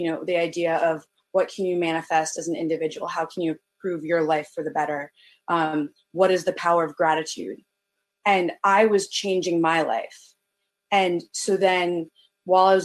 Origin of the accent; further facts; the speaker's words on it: Northern Virginia, United States; moved away as an adult; now in Baltimore, United States; I'm originally from Northern Virginia, but I came up to Baltimore for college